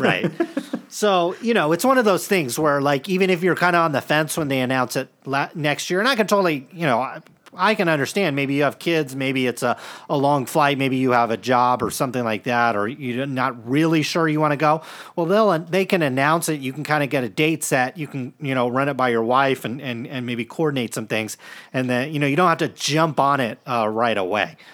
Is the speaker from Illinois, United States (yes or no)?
no; Stockton, California, United States; we grew up in Stockton